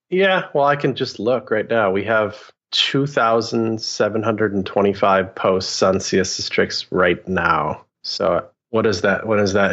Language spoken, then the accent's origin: English; Wisconsin, United States; moved away as an adult; also born or lived in Portland, Oregon; I'd never left I grew up in Wisconsin